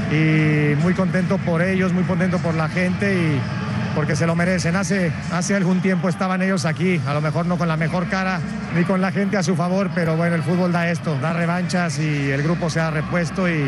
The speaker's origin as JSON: {"language": "Spanish", "country": "Argentina", "said": "Eh, ya el hecho de, compartir una, una, competencia y como argentino, eh, Dios quiera, Dios quiera que se nos dé la chance de poder cruzarnos y, eliminarlos."}